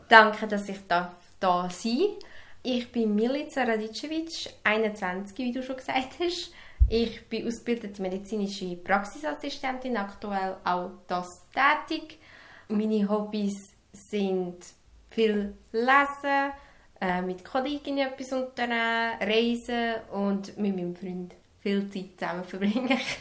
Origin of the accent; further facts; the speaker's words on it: Serbia; moved away; in meinem Heimatland